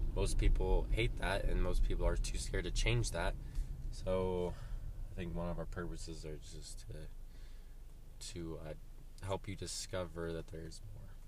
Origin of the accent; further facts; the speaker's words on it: Montana, United States; now in Colorado, United States; I am from Montana